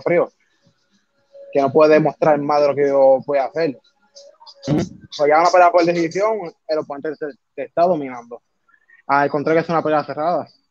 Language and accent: Spanish; Vega Alta, Puerto Rico; soy de Bereña, de Barrio Breña en Vega Alta, Puerto Rico. Me nací y creo acá